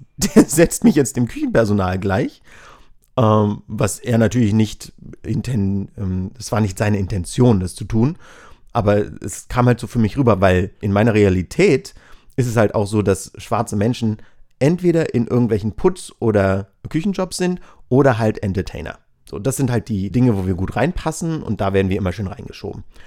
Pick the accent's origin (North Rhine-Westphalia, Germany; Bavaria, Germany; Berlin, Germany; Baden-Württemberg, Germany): Berlin, Germany; ich bin aus Berlin.